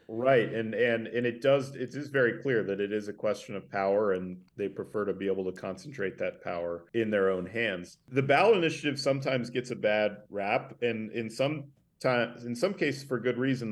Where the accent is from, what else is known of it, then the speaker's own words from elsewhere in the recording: Sandpoint, Idaho, United States; also born or lived in Tulsa, Oklahoma; I grew up in the northern Idaho panhandle uh, in a town called Sandpoint